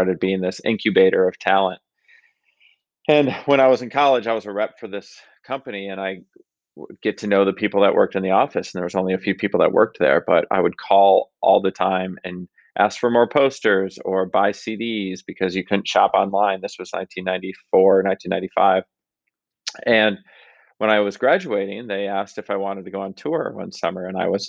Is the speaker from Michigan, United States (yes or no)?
yes; Grand Rapids, Michigan, United States; I grew up in Grand Rapids, Michigan, the home of Amway and Steelcase